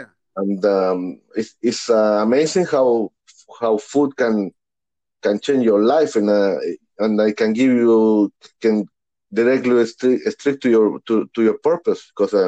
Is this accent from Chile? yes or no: yes; Santiago, Santiago Metropolitan Region, Chile; English is a second language; moved away; because starting in back home, I'm born and raised in Santiago, Chile, South America.